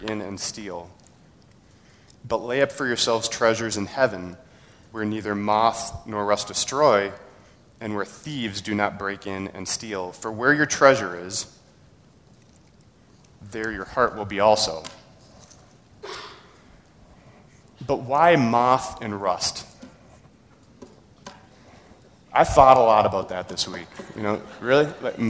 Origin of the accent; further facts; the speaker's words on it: Burnsville, Minnesota, United States; I grew up in Burnsville, going to a very large Lutheran church